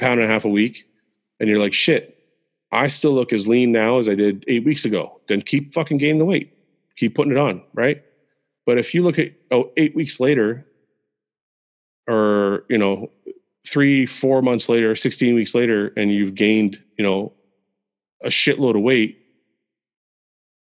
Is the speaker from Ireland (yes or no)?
no; Canada; I was born in Canada.